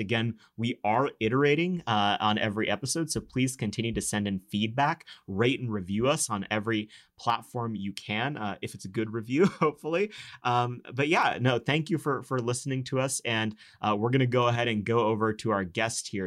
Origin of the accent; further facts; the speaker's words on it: Texas, United States; as a Texan